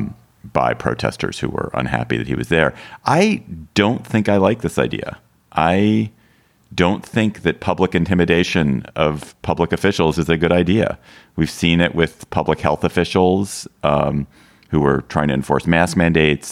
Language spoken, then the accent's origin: English; Washington, District of Columbia, United States; in Washington, D.C., my hometown